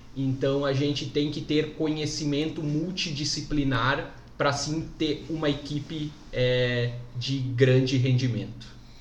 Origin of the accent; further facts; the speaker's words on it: Palmitos, Santa Catarina, Brazil; also born or lived in Jaraguá do Sul; Sou natural de Palmitos, aqui em Santa Catarina, mas sou um apaixonado por Jaraguá do Sul